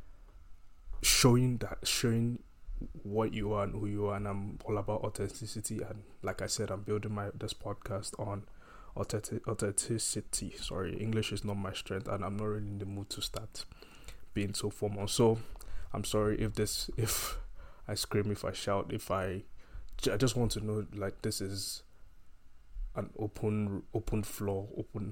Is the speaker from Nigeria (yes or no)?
yes; Nigeria; moved away as an adult; growing up, I grew up in Nigeria